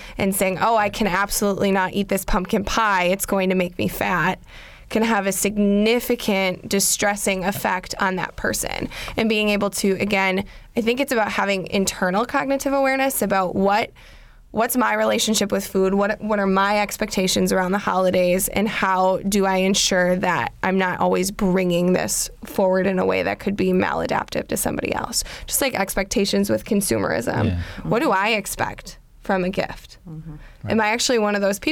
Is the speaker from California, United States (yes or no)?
no; Wisconsin, United States; I'm from Wisconsin